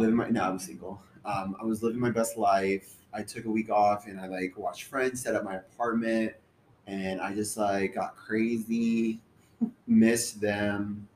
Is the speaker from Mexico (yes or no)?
yes; Mexico; moved away; I was born in Mexico.